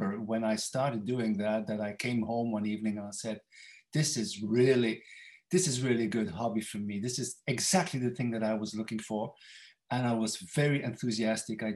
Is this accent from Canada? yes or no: no; Ypres, Flanders, Belgium; English is a second language; now in Bruges, Belgium; I was born in Ypres.